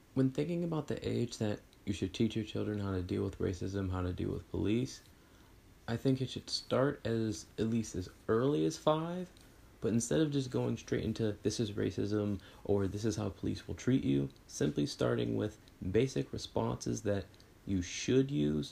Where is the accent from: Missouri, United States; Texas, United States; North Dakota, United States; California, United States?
Texas, United States; I grew up in Texas